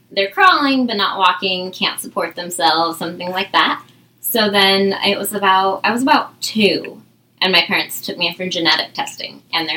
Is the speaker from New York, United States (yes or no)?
no; Orange County, Southern California, United States; now in Seattle, United States; I was born and raised down in Southern California